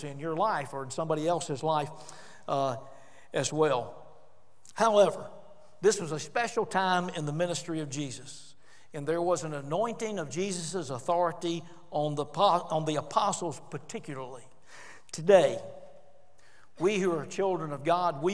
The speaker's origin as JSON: {"language": "English", "town": "Homewood", "region": "Alabama", "country": "United States", "tie": "born or raised there", "said": "I grew up in the Raleigh Avenue Baptist Church"}